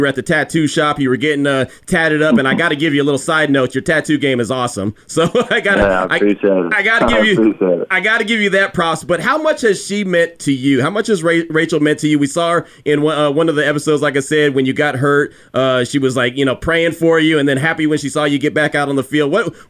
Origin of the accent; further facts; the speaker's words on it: California, United States; now in Texas, United States; I'm originally from California, and so when I got here to Texas and I started working with ESPN and started covering high school football